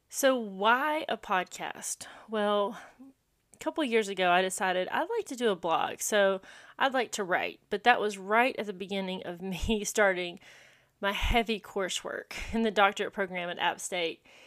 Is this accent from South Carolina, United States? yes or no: yes; Landrum, South Carolina, United States; I grew up in Landrum, South Carolina, a very small rural town